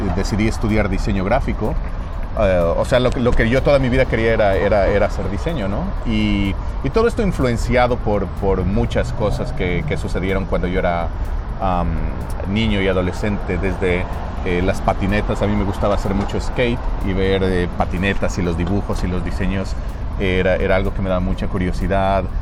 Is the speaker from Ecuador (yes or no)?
yes; Quito, Pichincha, Ecuador; moved away as an adult; now in United States; yo soy de, originalmente de Quito, de Ecuador. Y nada, he estado viviendo aquí en los Estados Unidos por más o menos 17 años